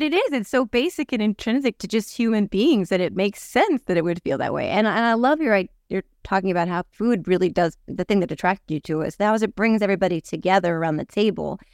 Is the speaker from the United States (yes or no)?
yes; Lafayette, New Jersey, United States; also born or lived in Whippany, Morris County, New Jersey; I grew up in Lafayette.